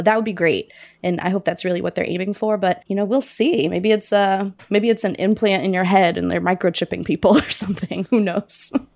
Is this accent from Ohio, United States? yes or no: yes; Cincinnati, Ohio, United States; moved away; also born or lived in Pittsburgh; I went back home where I grew up in Cincinnati